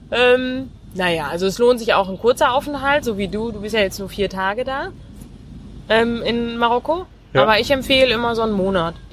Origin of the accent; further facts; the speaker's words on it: North Rhine-Westphalia, Germany; born there; Ähm, gebürtig aus dem Münsterland.